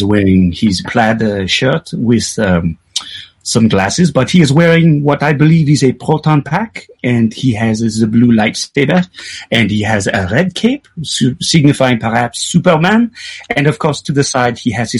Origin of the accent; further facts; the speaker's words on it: Calgary, Alberta, Canada; I grew up in Calgary, which is a very, very white city.